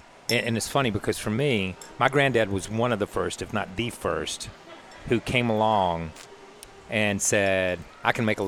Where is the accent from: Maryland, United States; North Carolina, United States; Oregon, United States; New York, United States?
North Carolina, United States; I'm from North Carolina.